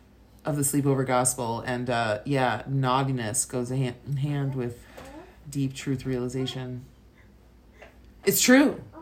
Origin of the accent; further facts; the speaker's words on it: Wisconsin, United States; now in Pittsburgh, United States; when we go visit my homeland in Wisconsin